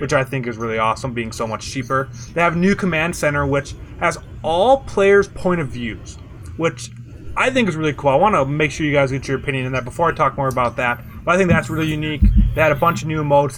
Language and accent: English; Midwest, United States; I'm from the Midwest